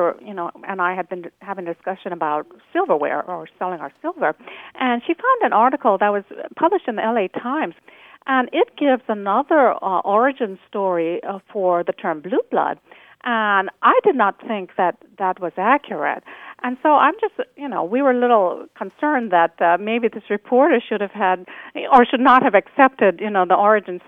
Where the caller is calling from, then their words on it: Amherst, Massachusetts, United States; I'm calling from Amherst, Mass